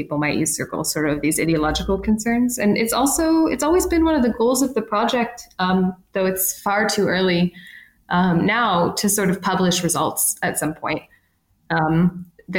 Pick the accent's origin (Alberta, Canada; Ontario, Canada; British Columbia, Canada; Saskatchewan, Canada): Ontario, Canada; moved away; I'm from Ontario originally